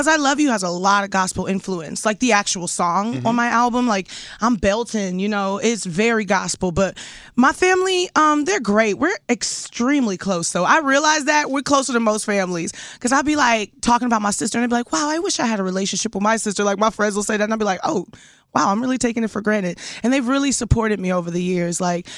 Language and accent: English; Houston, Texas, United States; We're from the same city. Are you from Houston? H-Town, baby.